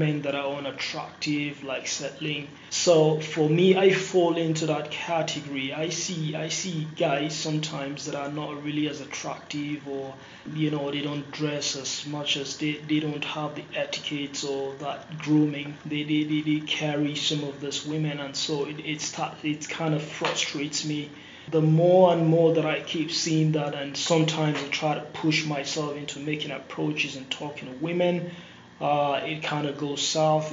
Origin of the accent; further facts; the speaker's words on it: Nigeria; moved away as an adult; now in United States; I'm originally from Nigeria and currently residing in the US. I came here for college.